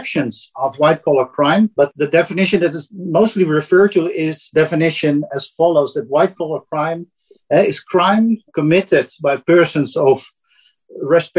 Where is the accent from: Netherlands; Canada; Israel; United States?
Netherlands; accent: Dutch; English is a second language; my Dutch accent